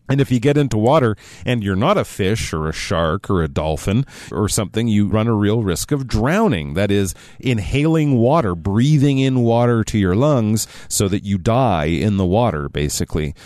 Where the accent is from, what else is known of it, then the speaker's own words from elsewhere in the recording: Canada; I'm Canadian